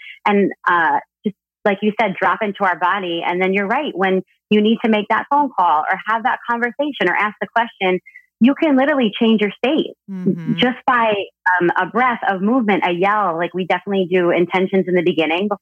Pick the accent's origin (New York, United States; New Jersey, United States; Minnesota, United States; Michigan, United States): New Jersey, United States; moved away as an adult; also born or lived in California; I grew up in Jersey up north.